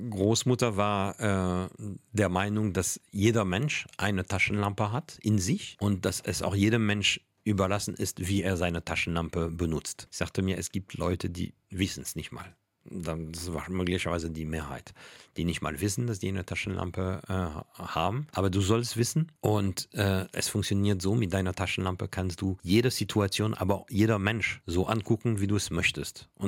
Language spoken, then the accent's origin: German; Paris, Île-de-France, France; dass ich als Kind in Paris einen äh, Nachbar hatte, der Wissenschaftler war, Paläontologe, und der mir tierisch viel erzählt hatte.